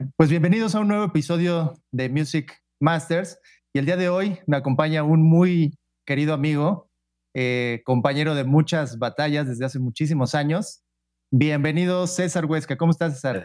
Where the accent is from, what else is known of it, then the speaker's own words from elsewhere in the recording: Pachuca, Hidalgo, Mexico; tú y yo somos de Pachuca